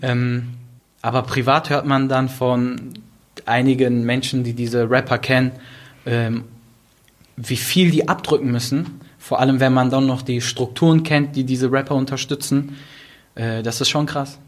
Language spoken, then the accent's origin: German; Duisburg, North Rhine-Westphalia, Germany; ich komme aus Duisburg, bin aufgewachsen in Marxloh